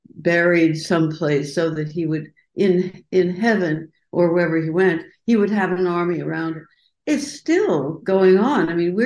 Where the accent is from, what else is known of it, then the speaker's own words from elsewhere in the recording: Colorado, United States; When I was growing up in Colorado